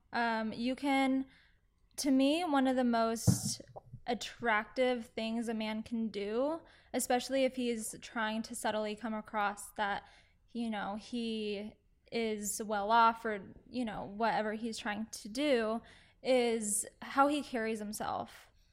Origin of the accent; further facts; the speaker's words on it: Aledo, near Fort Worth, Texas, United States; now in Dallas, United States; I grew up in Alito, a little outside, um, of Alito, kind of more in the Fort Worth area